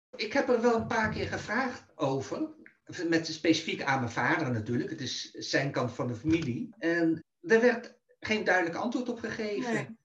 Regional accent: The Hague, South Holland, Netherlands; ik ben in 1956 geboren in Den Haag dus in Nederland.

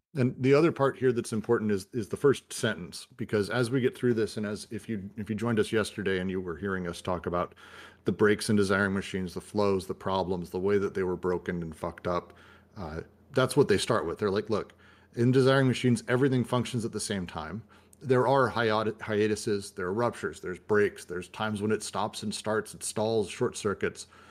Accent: United States; I'm American

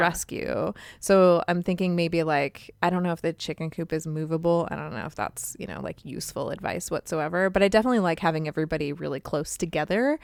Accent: California, United States; accent: California; my California accent

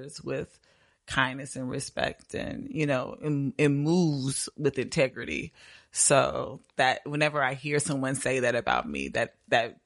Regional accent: Indianapolis, Indiana, United States; moved away as an adult; now in Atlanta, United States; I'm from Indianapolis, Indiana. Born and raised Naptown

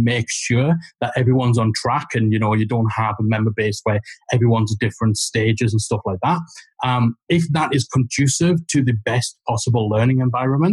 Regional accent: Geordie, North East England, United Kingdom; accent: Geordie; Geordie voices

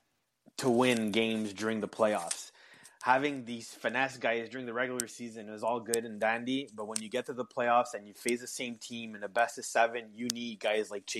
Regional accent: Canada; accent: French-Canadian; English is a second language; I am French-Canadian

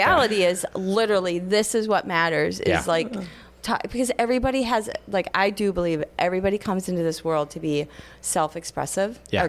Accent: Minnesota, United States; I'm from Minnesota

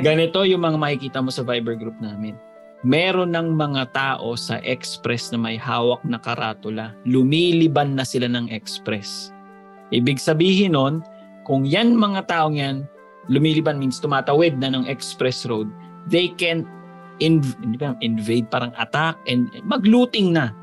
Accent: Batangas, Calabarzon, Philippines; taga Batangas ako, probinsya

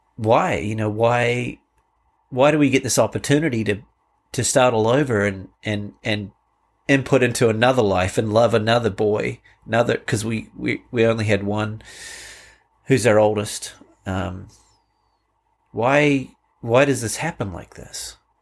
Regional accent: Canterbury, New Zealand; moved away as an adult; now in United States; my life growing up in New Zealand

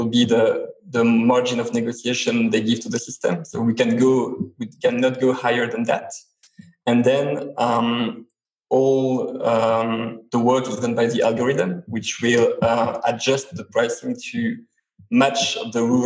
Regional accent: Switzerland; I come from Switzerland

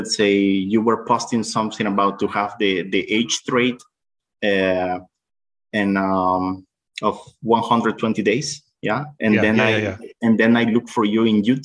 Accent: Nicaragua; now in El Salvador; I'm from Central America, originally from Nicaragua, but I live in El Salvador.

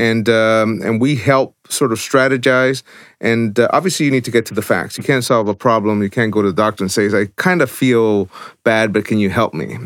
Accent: El Salvador; moved away; I was born in El Salvador, so I understand war torn, I understand corruption, I've lived it.

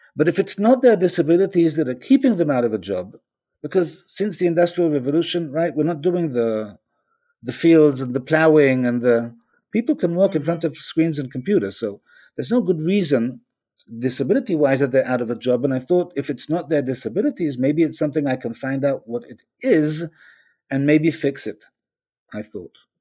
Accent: Israel; I'm from Israel

